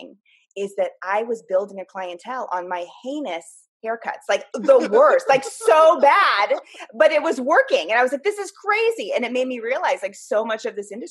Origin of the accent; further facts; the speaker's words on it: Half Moon Bay, California, United States; also born or lived in Menlo Park, California / San Jose, California; I grew up in Half Moon Bay. So I went to elementary school through high school out here.